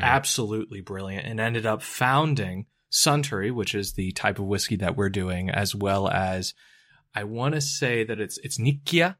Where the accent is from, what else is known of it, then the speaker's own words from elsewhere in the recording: United States; accent: American; my American accent